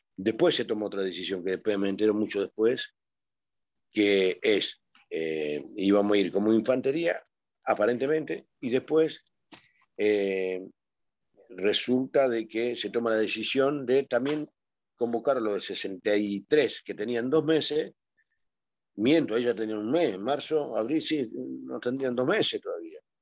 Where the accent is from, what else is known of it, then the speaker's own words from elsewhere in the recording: Avellaneda, Buenos Aires Province, Argentina; also born or lived in Mendoza; Zona Sur, Avellaneda. Eh, fui siempre zona de Avellaneda. yo soy mendocino por nacimiento, al tiempo vine acá a Buenos Aires.